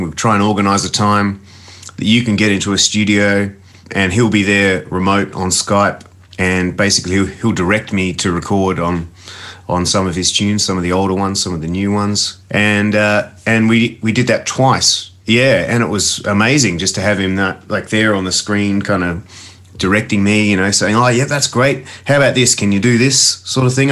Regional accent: Adelaide, South Australia, Australia; me growing up in Adelaide

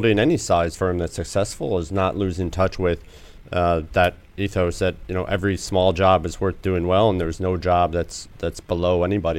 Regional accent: Ilion, New York, United States; Small town, mill town in upstate New York called Ilion.

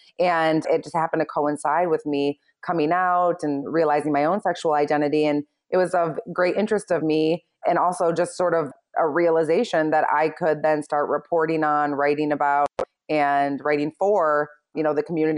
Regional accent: Michigan, United States; I had like my own little neighborhood newsletter that I created for myself when I was young, growing up in Michigan.

